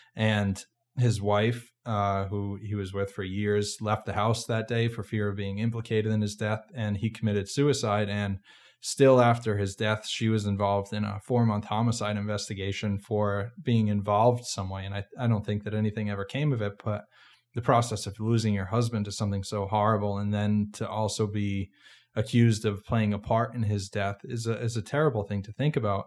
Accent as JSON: {"language": "English", "region": "Massachusetts", "country": "United States", "moved": "yes", "said": "I'm from Massachusetts originally"}